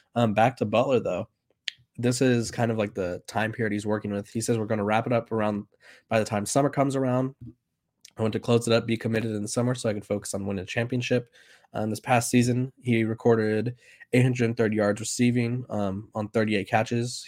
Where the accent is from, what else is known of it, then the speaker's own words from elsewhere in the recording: California, United States; I'm from California